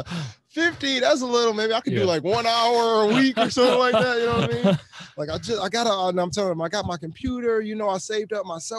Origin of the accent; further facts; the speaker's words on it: Buffalo, New York, United States; I'm from Buffalo, New York